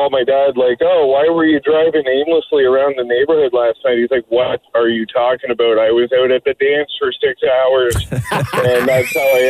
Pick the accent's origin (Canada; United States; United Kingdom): Canada; East Coast; moved away; I grew up in the East Coast